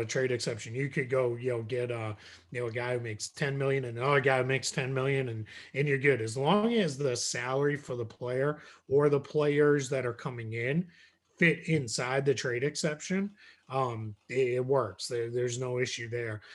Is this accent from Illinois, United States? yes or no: no; just south of Boston, Massachusetts, United States; I grew up in Massachusetts. Um, I grew up just south of Boston.